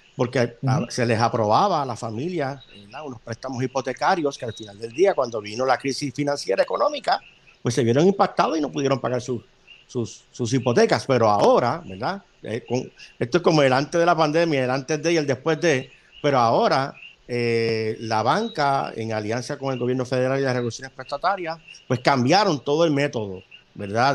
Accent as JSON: {"language": "Spanish", "country": "Puerto Rico"}